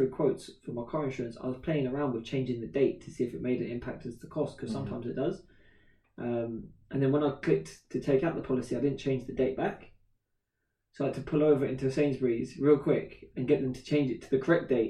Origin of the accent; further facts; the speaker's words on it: Slough, South East England, United Kingdom; I'm from Slough